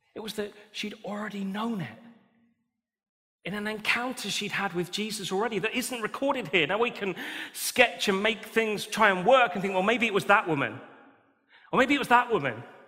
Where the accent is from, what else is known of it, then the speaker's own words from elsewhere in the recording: United Kingdom; We're British